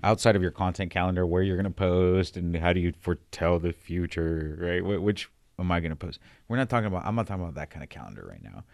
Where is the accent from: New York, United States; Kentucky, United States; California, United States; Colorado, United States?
California, United States; San Diego; moved away; I'm from the West Coast, San Diego